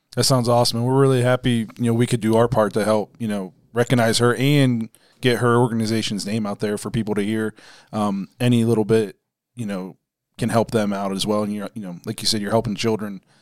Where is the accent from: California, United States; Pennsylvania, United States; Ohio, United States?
Ohio, United States; Dover; now in Canton, United States; we're at my hometown Dover, Philly